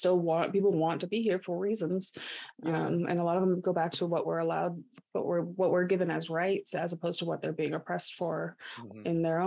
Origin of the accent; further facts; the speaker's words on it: Washington, United States; moved away as an adult; also born or lived in Oregon; I grew up in Washington and I grew up with a very Democratic family